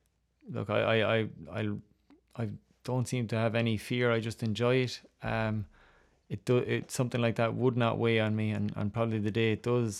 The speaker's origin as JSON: {"language": "English", "country": "Ireland", "tie": "born or raised there", "said": "I did. I used to watch Ruby Walsh a lot."}